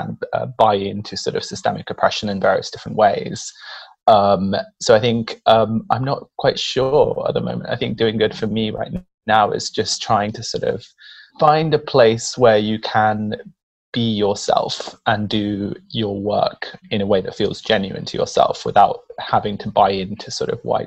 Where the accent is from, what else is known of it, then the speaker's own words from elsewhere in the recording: Ecuador; now in United Kingdom; I grew up in Ecuador. I'm Latino.